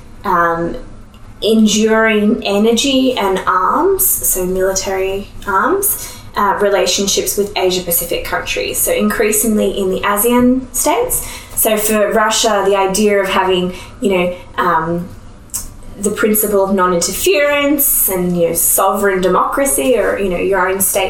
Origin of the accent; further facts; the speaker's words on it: Australia; I'm from Australia.